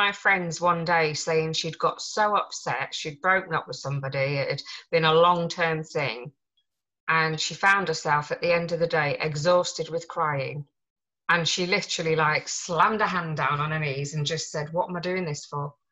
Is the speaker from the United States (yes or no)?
no; Yorkshire and the Humber, United Kingdom; We're from Yorkshire, so we're quite close.